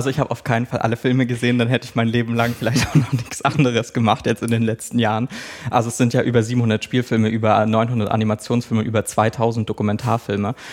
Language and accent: German; Schwerin, Mecklenburg-Vorpommern, Germany; also ich bin in Schwerin-Lankow groß geworden, das ist eine Plattenbausiedlung.